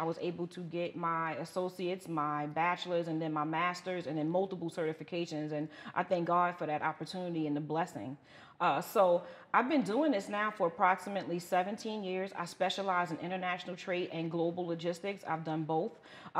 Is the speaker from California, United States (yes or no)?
no; New York City, New York, United States; moved away as an adult; now in Atlanta, United States; So I'm from Brooklyn, New York, Bed-Stuy to be exact. Born and raised, did all my education in, you know, in the five boroughs.